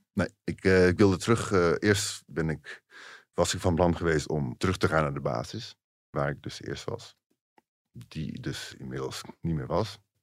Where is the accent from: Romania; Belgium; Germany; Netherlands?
Netherlands